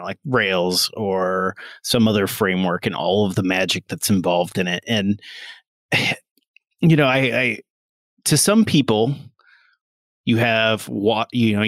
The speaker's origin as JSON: {"language": "English", "town": "Carlinville", "region": "Illinois", "country": "United States", "tie": "born or raised there", "also_born_or_lived": "Los Angeles, California", "moved": "yes", "said": "Carlinville, Illinois"}